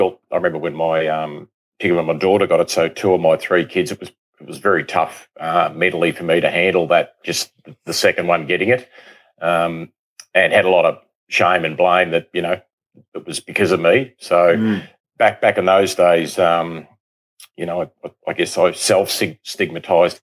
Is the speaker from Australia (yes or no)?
yes; Kyneton, Victoria, Australia; also born or lived in Melbourne, Australia; I'm from Kyneton originally, so we're in the Bendigo League.